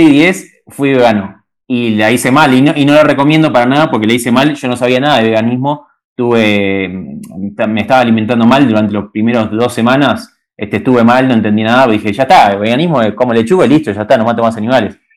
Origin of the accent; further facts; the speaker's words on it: Caseros, Buenos Aires Province, Argentina; now in Peru; nací en Caseros, provincia de Buenos Aires, este lugar lindo